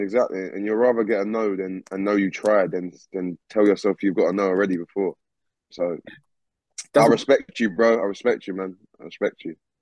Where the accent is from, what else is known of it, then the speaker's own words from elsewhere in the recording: Essex, East of England, United Kingdom; also born or lived in London; I was born and raised in London, and I moved to Essex when I was quite young. So I've lived in Essex my whole life, most of my life.